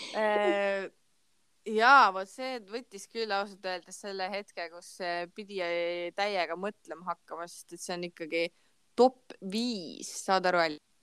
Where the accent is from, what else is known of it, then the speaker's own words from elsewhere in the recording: Ida-Viru County, Estonia; ma olen onju Ida-Virumaalt